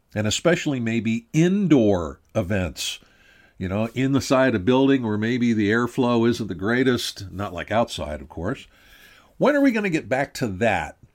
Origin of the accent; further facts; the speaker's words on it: Pennsylvania, United States; I'm from Pennsylvania